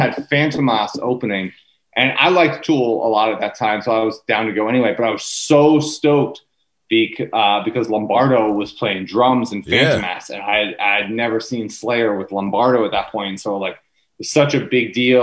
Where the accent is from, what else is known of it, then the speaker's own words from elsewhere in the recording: Maine, United States; also born or lived in Philadelphia, Pennsylvania; now in New York, United States; I'm from Maine. I was born in Philadelphia, but I moved to Maine when I was real young.